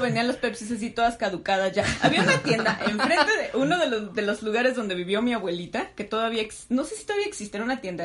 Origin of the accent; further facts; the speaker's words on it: Mexico; ¿Qué pedo con los mexicanos? ¿Por qué somos así?